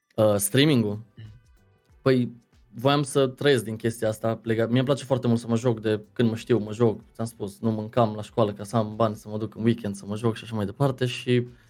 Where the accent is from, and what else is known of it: Deva, Hunedoara County, Romania; born or raised there; also born or lived in Lebach, Germany / London, United Kingdom / Arad, Romania / Cluj-Napoca, Romania